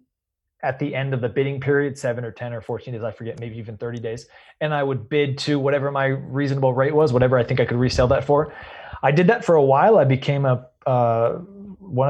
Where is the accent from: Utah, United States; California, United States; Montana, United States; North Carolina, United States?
California, United States; Redwood City; I was born and raised in Redwood City